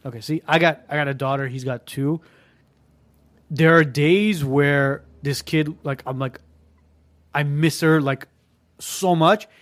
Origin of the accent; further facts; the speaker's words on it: Armenia; moved away; I was born in Armenia